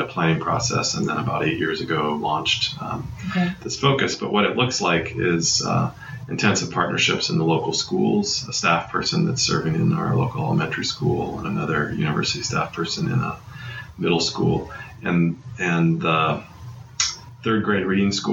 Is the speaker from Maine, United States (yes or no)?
no; Iowa, United States; moved away; I grew up in Iowa in a number of different small towns